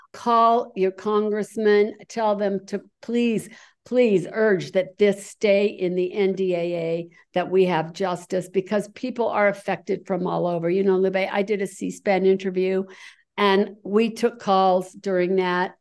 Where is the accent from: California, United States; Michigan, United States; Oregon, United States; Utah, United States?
Utah, United States; Utah, that's me